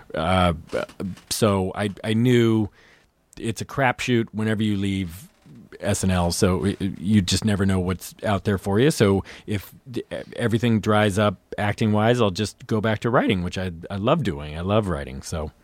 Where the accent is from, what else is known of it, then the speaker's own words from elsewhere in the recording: Lafayette, California, United States; I was, uh, outside San Francisco